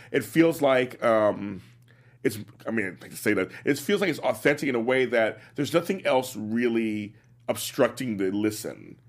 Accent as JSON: {"language": "English", "town": "Los Angeles", "region": "California", "country": "United States", "said": "I'm from South L"}